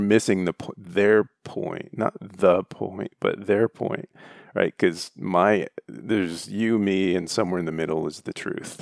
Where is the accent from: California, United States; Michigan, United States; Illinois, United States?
Michigan, United States; I grew up in the Great Lakes State